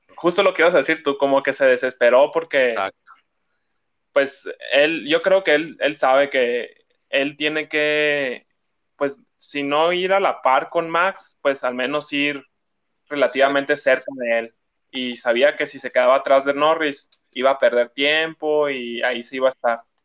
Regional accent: Mexico; como fan mexicano

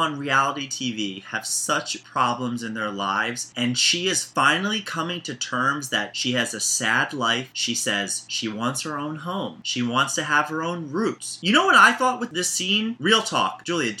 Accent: Baltimore, Maryland, United States; I'm from Baltimore, Maryland.

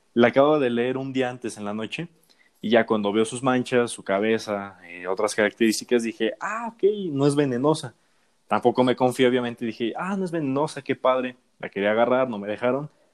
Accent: Mexico; es lindo hablar de nuestro país

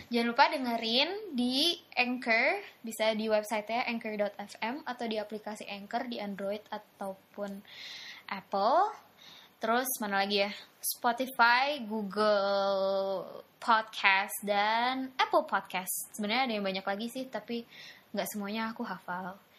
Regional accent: Indonesia; Gue anak Indo tau di sana.

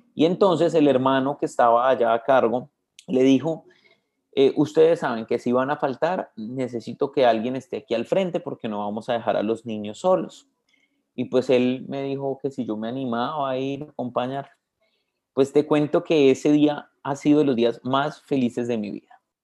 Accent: Bogotá, Colombia; moved away as an adult; also born or lived in Cali, Colombia; me crié en Bogotá toda mi vida, entonces solo en, la partida de nacimiento parece que es de Cali, pero pues realmente yo soy como bogotano

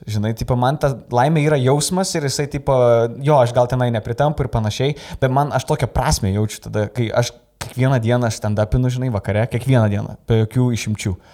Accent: Lithuania; moved away as an adult; also born or lived in England; aš iš Anglijos grįžau, e, stand-upinau Angliją ir čia grįžau dabar.

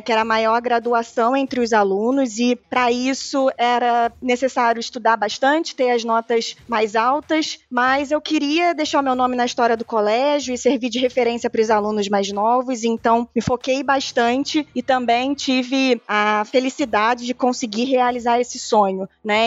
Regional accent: Rio de Janeiro, Brazil; accent: carioca; pelo meu sotaque sotaque parecido com o seu já deu para perceber que eu sou carioca

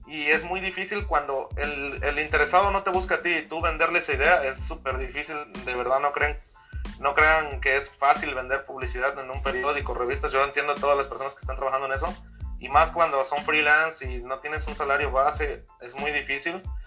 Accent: Veracruz, Mexico; moved away as an adult; also born or lived in California; now in Las Vegas, United States; yo soy de México, soy de Veracruz

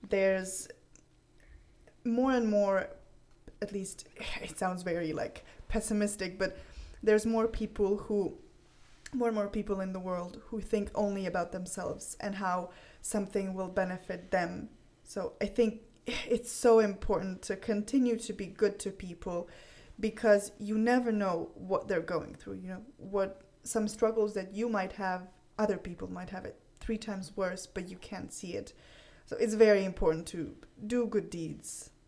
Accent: Croatia; first language Croatian; English is a second language; my Croatian was getting really bad because I'm using English all the time and writing in English.

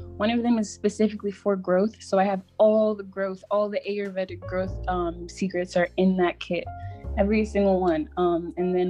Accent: Maryland, United States; I'm from Maryland, right outside of DC. So I would call it the DMV area

